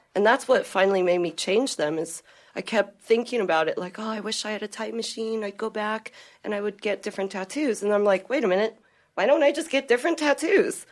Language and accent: English; Arkansas, United States; I was born in Arkansas